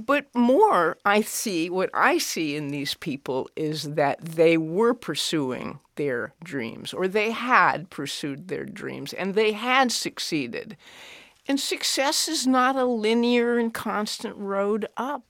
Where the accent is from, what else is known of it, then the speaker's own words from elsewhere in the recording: Cheyenne, Wyoming, United States; I grew up in Cheyenne, Wyoming